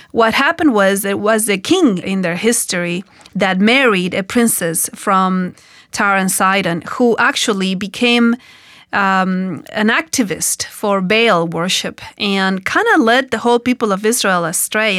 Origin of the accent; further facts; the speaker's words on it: Argentina; accent: Hispanic; English is a second language; moved away